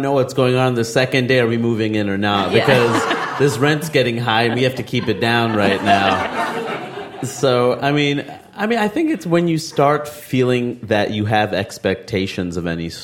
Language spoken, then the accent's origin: English; United States; my life as an American